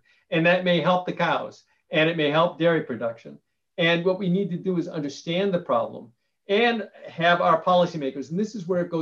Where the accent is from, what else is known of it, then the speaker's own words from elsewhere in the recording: Ireland; I'm Irish.